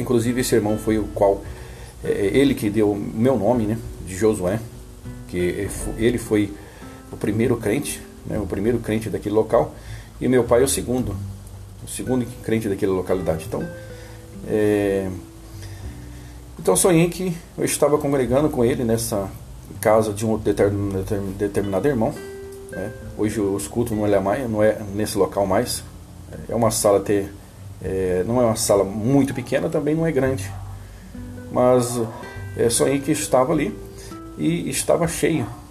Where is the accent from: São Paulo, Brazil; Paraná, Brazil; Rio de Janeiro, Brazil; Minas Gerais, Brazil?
Rio de Janeiro, Brazil; Resende; num distrito da cidade de, de Resende, no estado do Rio de Janeiro, que chama Vila da Fumaça, né, um lugar é, onde eu nasci